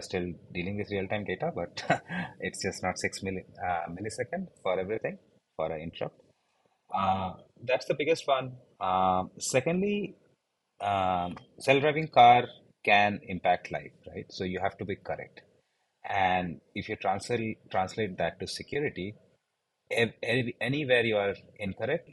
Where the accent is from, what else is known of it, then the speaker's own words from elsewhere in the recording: India; So I grew up in India. I did my undergrads here